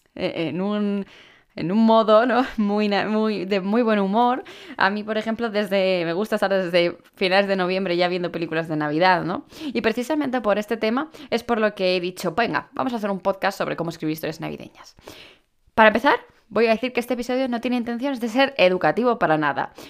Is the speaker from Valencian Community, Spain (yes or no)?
yes; Alcoy, Valencian Community, Spain; Cuando digo que soy de Alicante